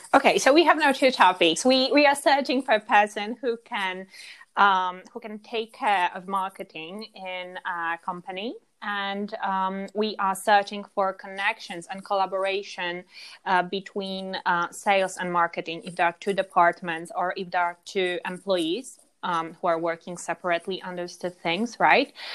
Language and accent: English; Warsaw, Masovian Voivodeship, Poland; now in Granada, Spain; I'm from Poland. Originally, I'm from, uh, I'm, I'm Warsaw girl.